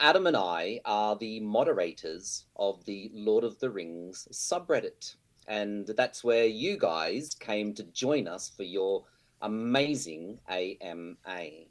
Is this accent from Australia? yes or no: yes; Brisbane, Queensland, Australia; now in Birmingham; Brisbane, the best city in Australia, mate.